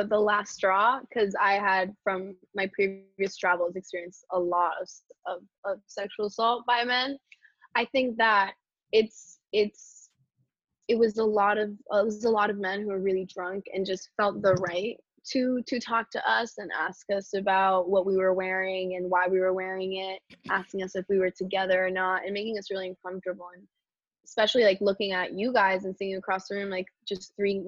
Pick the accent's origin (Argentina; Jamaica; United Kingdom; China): Argentina; now in New York, United States; I am from Argentina. I'm currently living in New York.